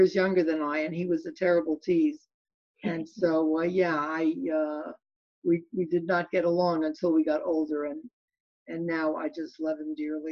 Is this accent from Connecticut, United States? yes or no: no; New York City, New York, United States; now in Palm Desert, United States; I was born in the Bronx, lived in a tenement building and shared a room with my brother until I got married